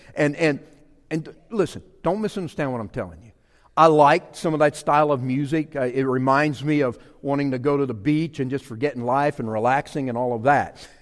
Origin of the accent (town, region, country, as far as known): Louisiana, United States; born or raised there; moved away